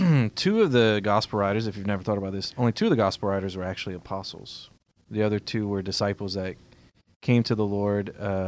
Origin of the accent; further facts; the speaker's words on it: Louisiana, United States; We love being Cajun.